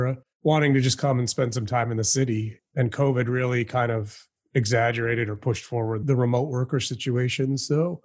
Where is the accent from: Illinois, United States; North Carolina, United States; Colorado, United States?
Illinois, United States; Chicago; moved away as an adult; now in Houston, United States; I was living in Chicago, which is my hometown